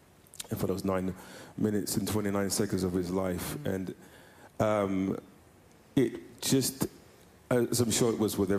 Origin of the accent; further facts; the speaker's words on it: London, United Kingdom; also born or lived in Brixton, South London / Jamaica; I grew up in London, and I was born in South London in Brixton, but grew up mostly in East London, bar a few years where I also lived in Jamaica. So of Jamaican heritage, Caribbean heritage, and when I came back to the UK from living in Jamaica